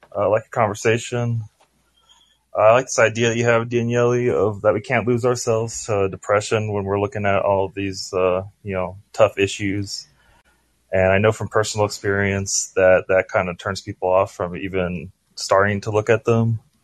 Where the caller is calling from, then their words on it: Oregon, United States; I'm calling from Oregon